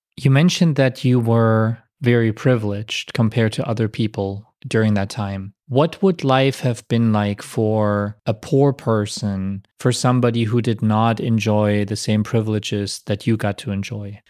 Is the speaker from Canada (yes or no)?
no; Germany; I was born in the German Democratic Republic in 1982 when the wall was still there and when my part of Germany was still very much under Soviet control.